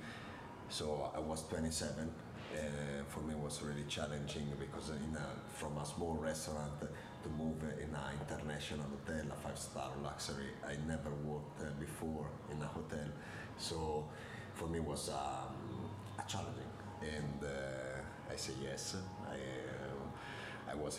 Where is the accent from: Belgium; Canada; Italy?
Italy; Modena, Emilia-Romagna; English is a second language; moved away as an adult; now in Forte dei Marmi, Italy; I come originally from Modena, so just behind the mountain we have in the back. And I'm in here in Forte dei Marmi since 10 here.